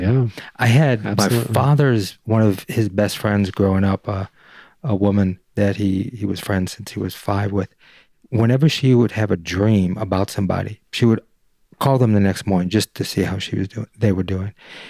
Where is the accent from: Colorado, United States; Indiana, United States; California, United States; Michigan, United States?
Michigan, United States; Detroit; Like I grew up in Detroit, and maybe there's something to that where, like, you know, I can walk in and feel like, nah, there's something about this dude, man.